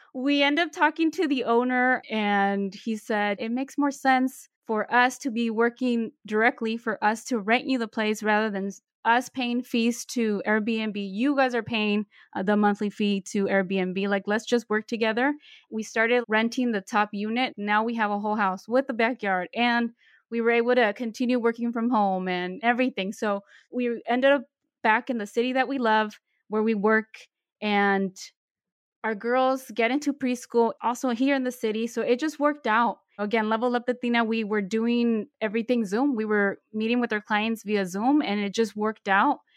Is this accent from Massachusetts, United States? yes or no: no; Bay Area, California, United States; I was born and raised in the Bay Area, I'm currently living in San Francisco